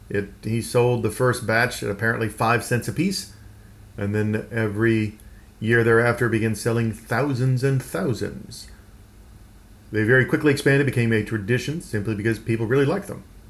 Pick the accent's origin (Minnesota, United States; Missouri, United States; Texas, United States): Texas, United States; I grew up in the American Southwest in Texas